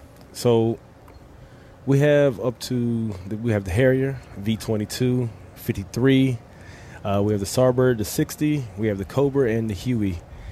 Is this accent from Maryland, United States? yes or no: yes; Baltimore, Maryland, United States; also born or lived in Richmond, Virginia; I'm from Baltimore, Maryland. Baltimore, Maryland, up the hill.